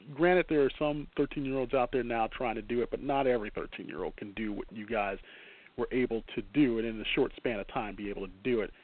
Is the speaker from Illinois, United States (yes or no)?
yes; Chicago, Illinois, United States; as a Chicagoan